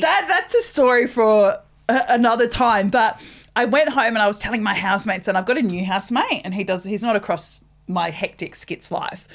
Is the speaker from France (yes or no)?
no; New Zealand; also born or lived in Rotorua; now in Australia; I'm not an Australian citizen. I'm a Kiwi